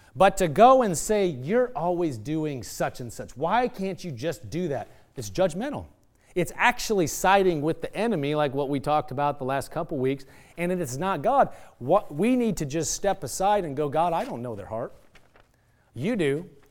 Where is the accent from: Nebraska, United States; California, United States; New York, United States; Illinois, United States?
Nebraska, United States; moved away; I'm from Nebraska